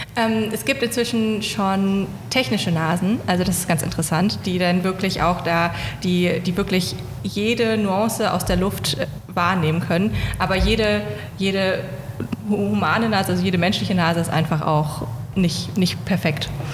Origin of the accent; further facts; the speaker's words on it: Hanover, Lower Saxony, Germany; moved away; also born or lived in Greifswald; Ich komme aus Hannover